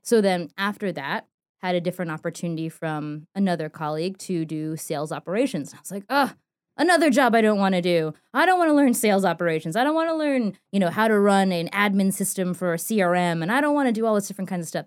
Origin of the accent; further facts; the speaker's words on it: New York City, New York, United States; moved away as an adult; also born or lived in North Carolina; me growing up in New York City